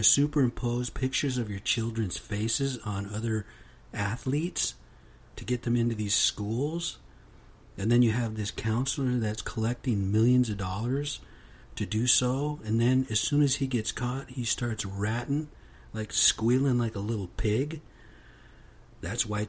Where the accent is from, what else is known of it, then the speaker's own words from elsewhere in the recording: United States; I am American Indian, straight off the reservation